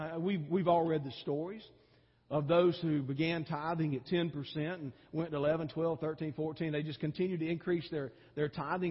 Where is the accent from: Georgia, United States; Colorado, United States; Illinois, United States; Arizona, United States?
Georgia, United States; because I came from Georgia where it gets really hot, about 10 degrees hotter than it does here, which is hot, okay, and humid too